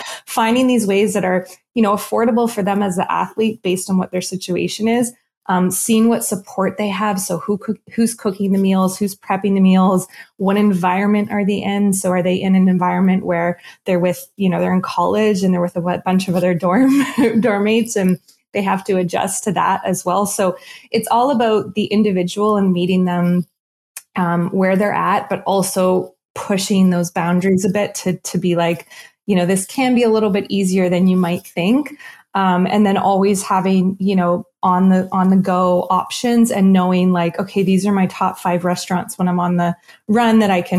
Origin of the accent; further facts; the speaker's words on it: East Coast, United States; Salmon, I'm from the East Coast, so I always have, you know, fish is a huge staple in my diet.